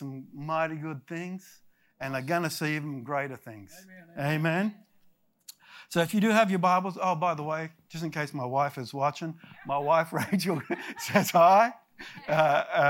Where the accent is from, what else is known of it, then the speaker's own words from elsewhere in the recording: Australia; moved away as an adult; also born or lived in United States; I am Australian. I lived in America for 20 years and then I went back